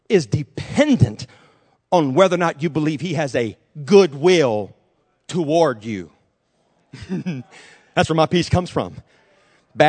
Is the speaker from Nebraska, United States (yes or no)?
no; Jennings, Louisiana, United States; also born or lived in Texas; I was born in Texas, actually, but was raised in Jennings, Louisiana, and lived almost all of my life in Jennings